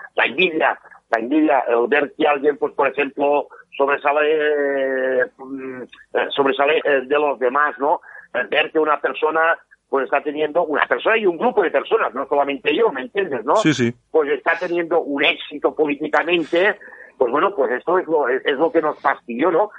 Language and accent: Spanish; Catalonia, Spain; los que somos de Cataluña, yo te puedo decir que me miro evidentemente TV3